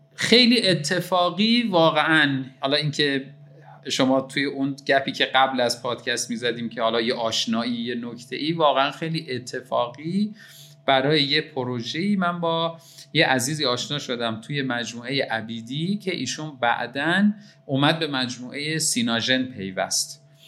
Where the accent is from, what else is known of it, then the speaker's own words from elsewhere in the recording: Qazvin, Qazvin Province, Iran; moved away as an adult; now in Tehran, Iran; در شهر قزوین به دنیا آمدم و همونجا تا 18 سالگی زندگی کردم